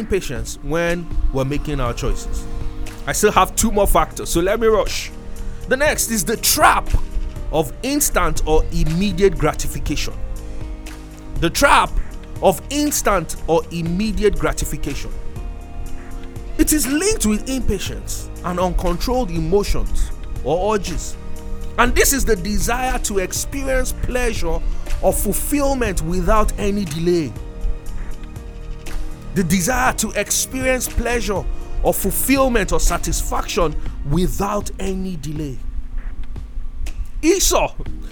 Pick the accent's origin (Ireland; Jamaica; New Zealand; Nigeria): Nigeria; I was from Nigeria